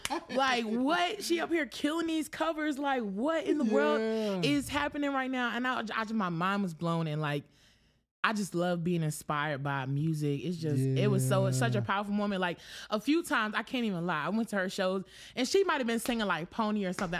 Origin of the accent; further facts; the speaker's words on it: Wilson, North Carolina, United States; also born or lived in White Plains / Poughkeepsie; Raised a little bit halfway in Poughkeepsie, New York. Okay. And then I moved to Wilson in third grade. So, yeah, 252. If anybody asks, I'm from Wilson.